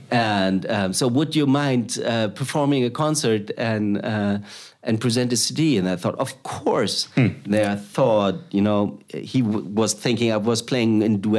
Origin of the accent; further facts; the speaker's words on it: Germany; accent: German; English is a second language; also born or lived in Thailand / Uganda; now in Netherlands; very German, which you can hear at my accent.